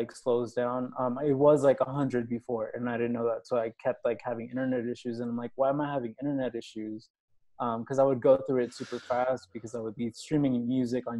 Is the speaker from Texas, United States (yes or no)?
yes; Houston, Texas, United States; moved away as an adult; also born or lived in Austin, Texas; now in Mexico City, Mexico; So I grew up in Texas in Houston